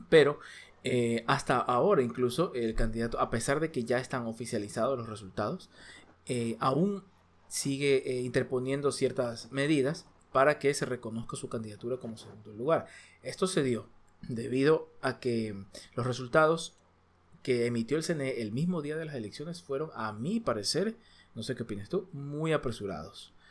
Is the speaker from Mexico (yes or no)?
no; Ecuador; Nosotros somos de Ecuador.